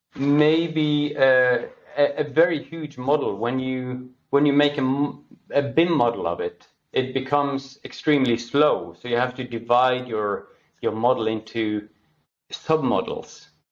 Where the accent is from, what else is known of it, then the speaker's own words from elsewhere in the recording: Norway; born and raised in Norway, uh, now working in Oslo, Norway